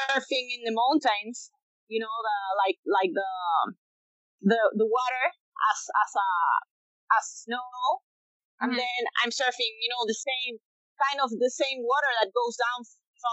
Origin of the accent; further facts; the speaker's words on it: Chile; Born and raised in Chile